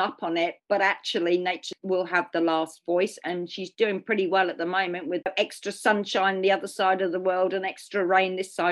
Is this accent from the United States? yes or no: no; United Kingdom; being British